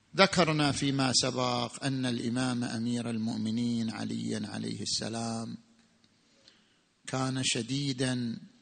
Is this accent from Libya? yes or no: no; Saudi Arabia; عندنا في السعودية